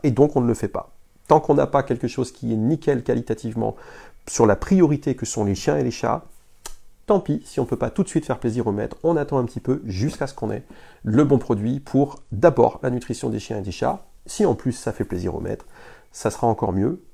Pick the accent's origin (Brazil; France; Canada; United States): France; Lille, Hauts-de-France; on est du Nord. Moi, je suis, euh, je suis lillois